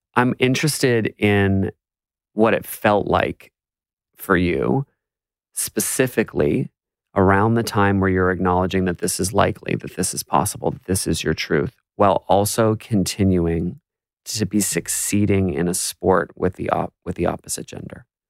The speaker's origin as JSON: {"language": "English", "country": "United States", "moved": "yes", "lives_now": "Australia", "said": "as an American"}